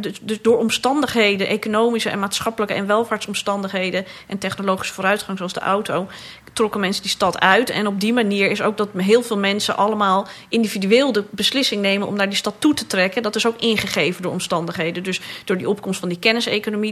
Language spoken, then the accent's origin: Dutch; Amsterdam, North Holland, Netherlands; de buurt ook waar ik ben opgegroeid, geboren ben ook